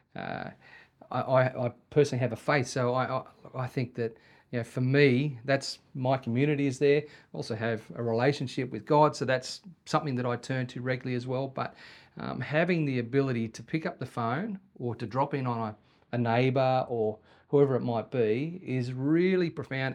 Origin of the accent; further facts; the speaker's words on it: Sydney, New South Wales, Australia; moved away as an adult; now in Wagga Wagga, Australia; when we moved to Wagga from Sydney when I was twenty-one